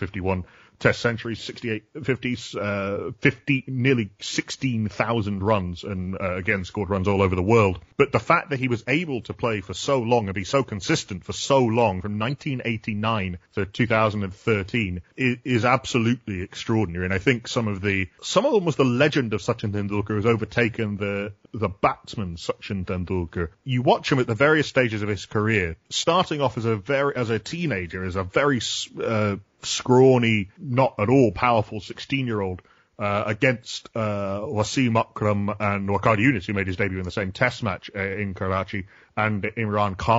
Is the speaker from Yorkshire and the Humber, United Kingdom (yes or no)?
yes; Yorkshire and the Humber, United Kingdom; I'm from Yorkshire as well